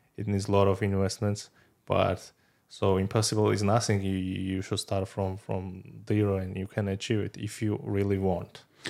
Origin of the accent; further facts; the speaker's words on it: Georgia; moved away; I'm from Georgia